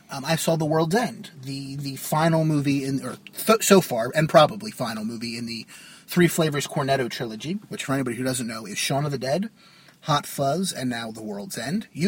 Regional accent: New Jersey, United States; from Jersey.

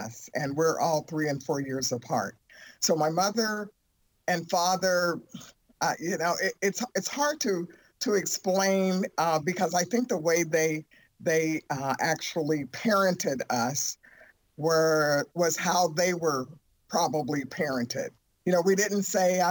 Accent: Youngstown, Ohio, United States; I grew up in Youngstown, Ohio.

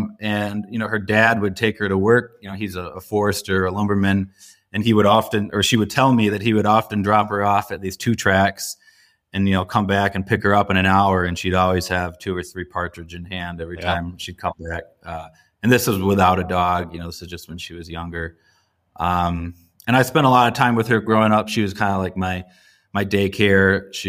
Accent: Traverse City, Michigan, United States; So I'm from the Great Lakes as well. I was born and raised in northern Lower Peninsula, Michigan, in the Traverse City area.

